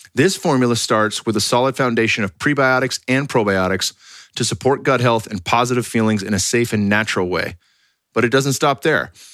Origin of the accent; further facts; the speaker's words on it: California, United States; moved away; I'm from California